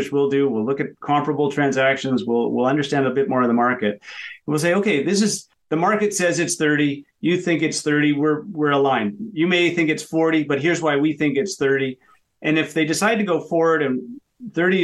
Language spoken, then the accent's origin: English; Canada; being Canadian, we've got a .ca.